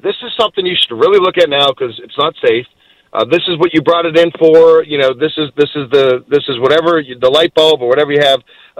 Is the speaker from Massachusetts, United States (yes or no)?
yes; Boston, Massachusetts, United States; moved away as an adult; now in Virginia, United States; And, you know, I came up from Boston as a young guy, and you didn't grow up here either.